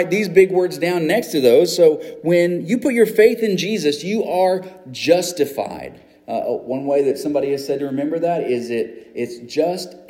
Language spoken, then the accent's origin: English; United States; as an American